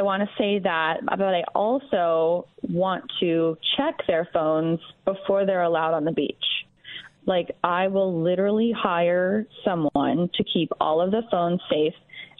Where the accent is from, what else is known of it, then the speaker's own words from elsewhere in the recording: Florida, United States; now in Shaker Heights, United States; I'm from Florida. My parents are there